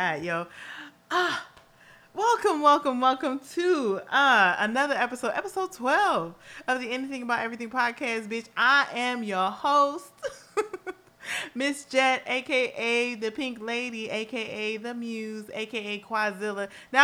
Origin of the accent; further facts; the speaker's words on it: Los Angeles, California, United States; I will always be a girl from Los Angeles, California